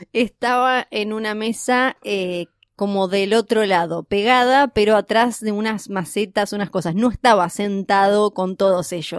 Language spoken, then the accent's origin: Spanish; Argentina